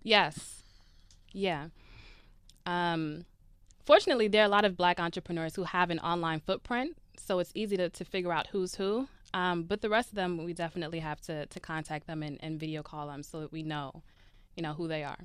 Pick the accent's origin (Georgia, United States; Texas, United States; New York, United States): New York, United States; Brooklyn; I'm from Brooklyn, New York